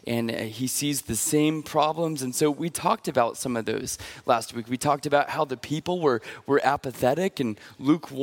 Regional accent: Pacific Northwest, United States; I'm from the Pacific Northwest

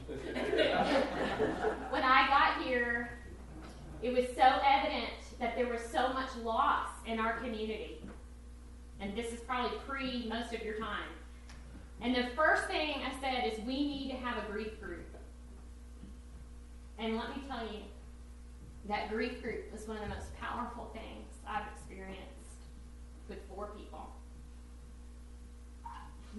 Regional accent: Texas, United States; moved away; I grew up in Texas, so we didn't have mountains

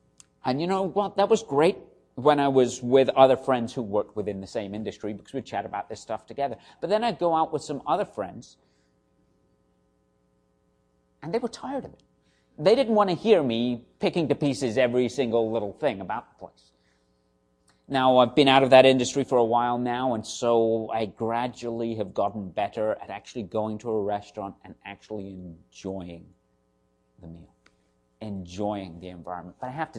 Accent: South West England, United Kingdom; What's left of my accent may give away. I'm actually from the southwest of England, spent quite a lot of time in London working in the hospitality industry.

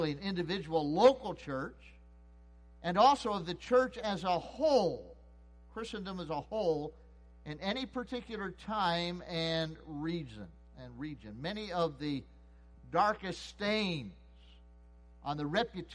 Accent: United States; I was born and raised and live in the United States of America

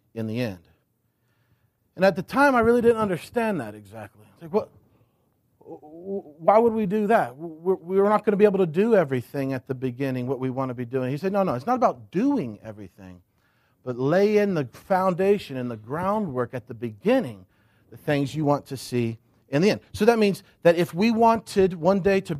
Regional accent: United States; now in Crozet, United States; I grew up thinking in America, we do church here in the States

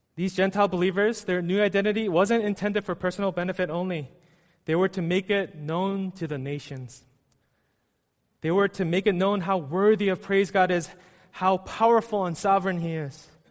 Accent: United States; also born or lived in New York City; I was born and raised in the States

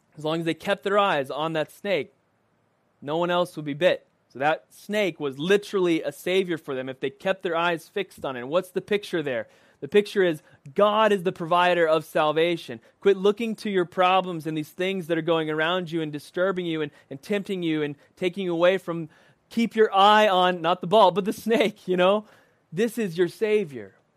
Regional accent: United States

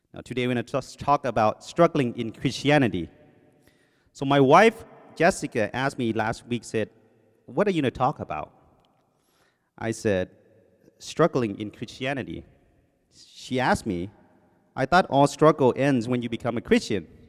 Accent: Thailand; first language Thai; English is a second language; also born or lived in Covina, California; now in United States; I came from Thailand, um, my first language, as you know, was in English. It's Thai. When I came here, they put me in ESL class

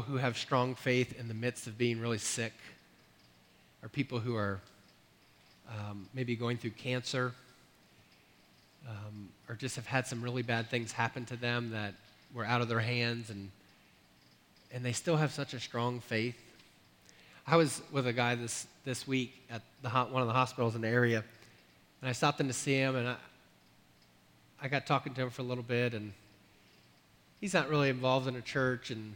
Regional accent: Millsboro, Delaware, United States; moved away as an adult; also born or lived in North Carolina; 10 years ago was when I moved back to Delaware from North Carolina

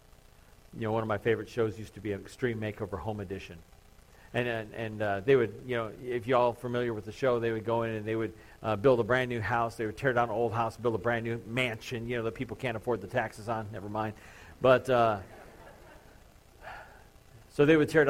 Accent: Crown Point, Indiana, United States; growing up in Crown Point

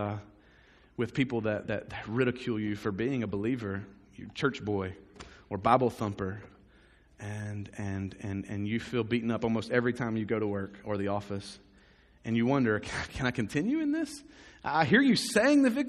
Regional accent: United States

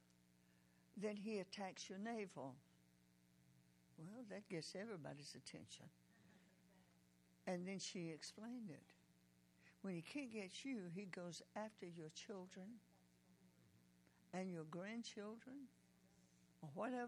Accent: Decatur, Georgia, United States; also born or lived in Oklahoma; I'm from Decatur, Georgia

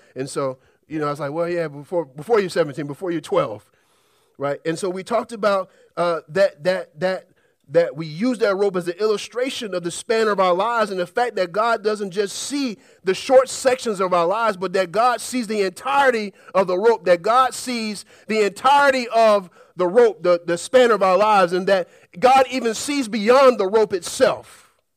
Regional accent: Birmingham, Alabama, United States; As a kid, I grew up in Alabama, Birmingham, and we're known as a part of Tornado Alley

